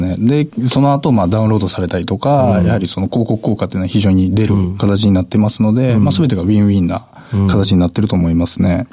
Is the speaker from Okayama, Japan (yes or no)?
no; Kyoto, Japan; 京都です